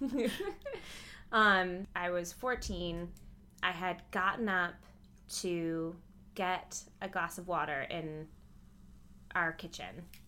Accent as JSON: {"language": "English", "region": "Midwest", "country": "United States", "tie": "born or raised there", "said": "I grew up in the Midwest"}